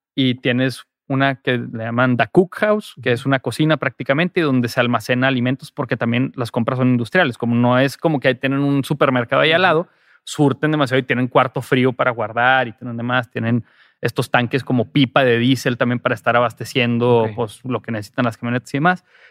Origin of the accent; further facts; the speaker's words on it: Monterrey, Nuevo León, Mexico; soy de Monterrey